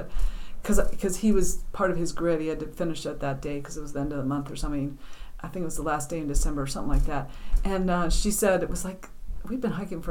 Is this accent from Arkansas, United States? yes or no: no; Denver, Colorado, United States; moved away as an adult; now in New Hampshire, United States; growing up in Colorado. We had some friends that lived across the street from us in Denver